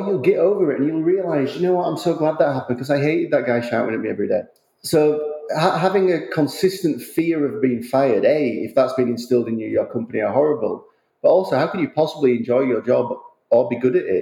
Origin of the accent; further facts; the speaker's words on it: United Kingdom; now in Westchester, United States; as a Brit living in America, I didn't see my family for a massive period of time